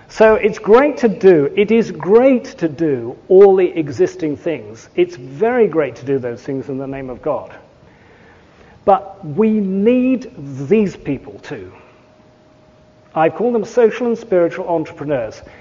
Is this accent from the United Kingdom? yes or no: yes; England, United Kingdom; I'm English